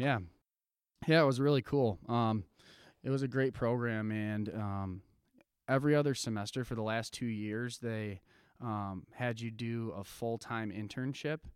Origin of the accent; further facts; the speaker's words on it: Jenison, Michigan, United States; also born or lived in Grand Rapids; I grew up, was born in Grand Rapids and was born and raised in Jenison